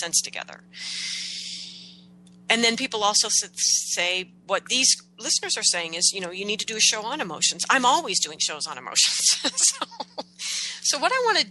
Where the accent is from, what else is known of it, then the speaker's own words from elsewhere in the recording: United States; growing up in America